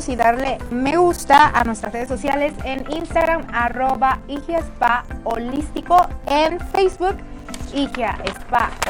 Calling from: Boca del Río, Veracruz, Mexico; Ya De la Cruz, Boca del Río.

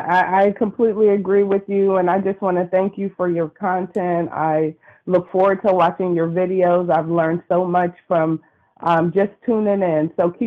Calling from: California, United States; Hi, this is … calling from California.

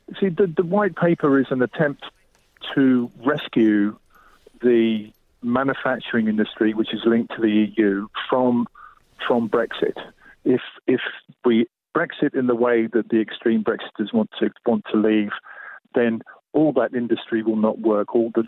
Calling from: southwest France, France; I'm calling from Couvertou, which is a place we run music courses in southwest France during the summer.

